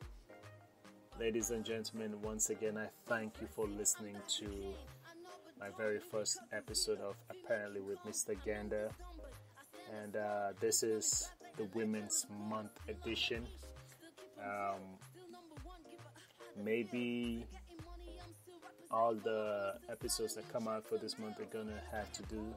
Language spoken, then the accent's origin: English; Freetown, Sierra Leone; I was actually born and raised in Sierra Leone. So Freetown forever.